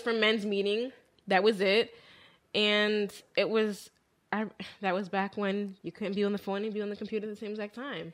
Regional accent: Willow Grove, Pennsylvania, United States; We grew up in Willow Grove, Pennsylvania

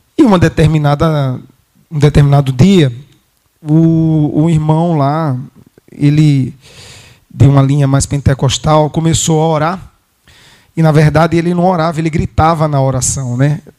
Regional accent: Brazil; nós somos brasileiros

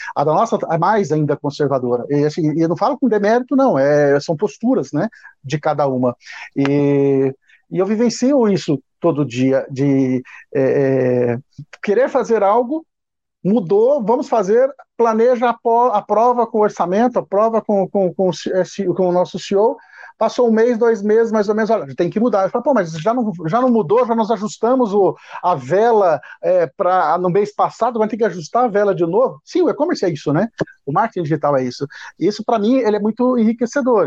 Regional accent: Paranaíta, Mato Grosso, Brazil; moved away as an adult; quando eu tinha cinco anos, eu saí de uma cidade pequena do interior do Paraná e me, com a família, nós nos mudamos para uma pequena cidade no interior do Mato Grosso, Paranaíta

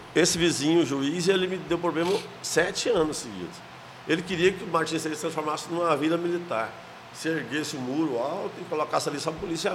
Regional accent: small town in the interior of Goiás, Brazil; now in Goiânia, Brazil; eu sou de Moçambique, uma cidade do interior aqui, pequenininha demais

